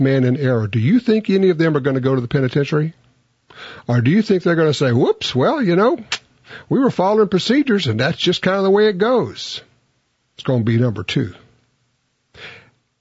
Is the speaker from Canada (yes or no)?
no; Louisiana, United States; I'm from Louisiana.